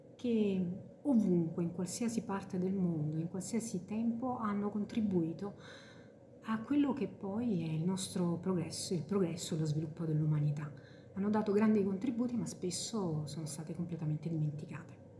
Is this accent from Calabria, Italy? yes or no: no; Salerno, Campania, Italy; io appunto sono di Salerno